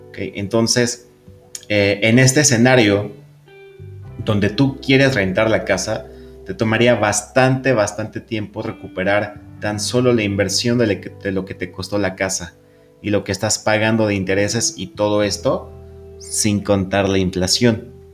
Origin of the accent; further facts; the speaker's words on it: Mexico City, Mexico; los que somos de la Ciudad de México